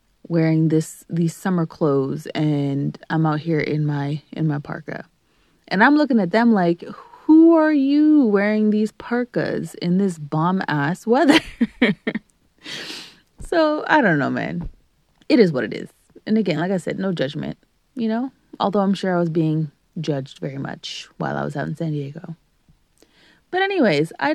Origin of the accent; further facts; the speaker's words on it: Canada; also born or lived in Greater Toronto Area; being Canadian